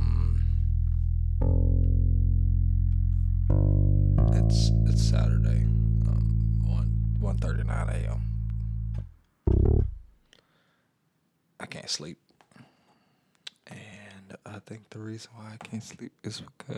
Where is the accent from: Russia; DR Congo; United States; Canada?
United States; Atlanta, Georgia; also born or lived in Mississippi; I'm from Atlanta, Georgia. I was born in Mississippi.